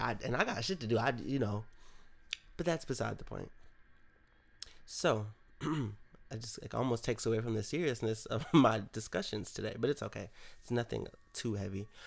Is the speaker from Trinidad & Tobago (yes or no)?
no; Rochester, New York, United States; moved away; my hometown of Rochester, New York